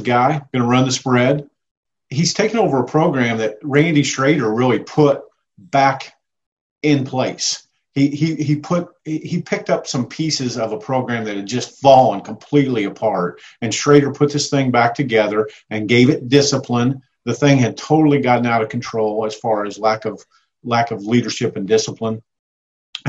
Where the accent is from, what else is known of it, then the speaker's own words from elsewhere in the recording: Plattsburg, Missouri, United States; being from Plattsburgh